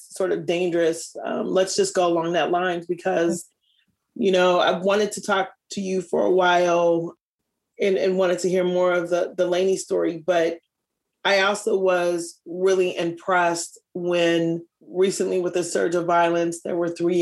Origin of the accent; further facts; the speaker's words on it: Minneapolis, Minnesota, United States; as a kid growing up here